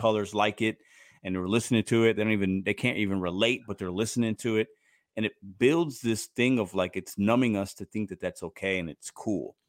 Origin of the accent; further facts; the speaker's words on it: Chicago, Illinois, United States; growing up in Chicago